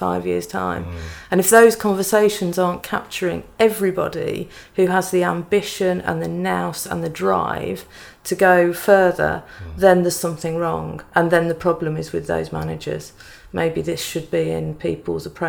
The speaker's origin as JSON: {"language": "English", "area": "Black Country", "region": "West Midlands", "country": "United Kingdom", "said": "I'm from the Black Country too"}